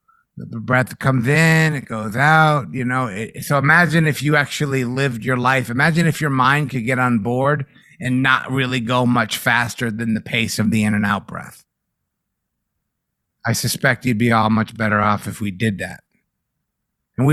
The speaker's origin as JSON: {"language": "English", "region": "East Coast", "country": "United States", "said": "Maybe it's because I'm from the East Coast or whatever"}